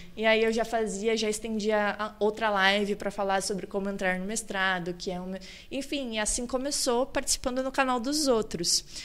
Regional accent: Cachoeira do Sul, Rio Grande do Sul, Brazil; moved away as an adult; now in Balneário Camboriú, Brazil; Eu sou natural de Cachoeira do Sul, que é o interior do Rio Grande do Sul

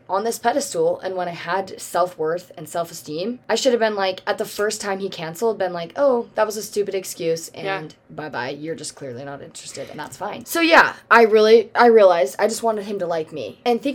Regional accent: Michigan, United States; Oh, I'm from Michigan.

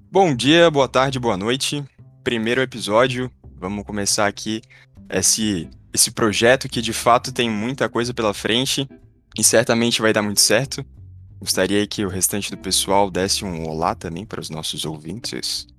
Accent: Florianópolis, Santa Catarina, Brazil; eu tenho 16 anos, sou de Florianópolis, Santa Catarina

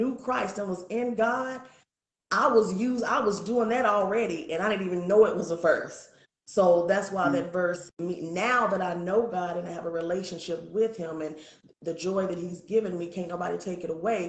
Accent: Muskogee, Oklahoma, United States; I'm from Oklahoma. I'm an …

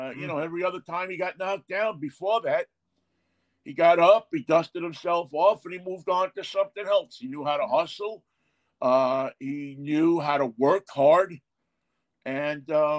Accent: New York City, New York, United States; I grew up in New York City

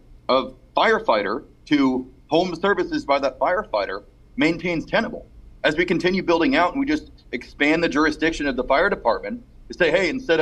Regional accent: Fresno, California, United States; the neighborhood that I grew up in over on Maple and International

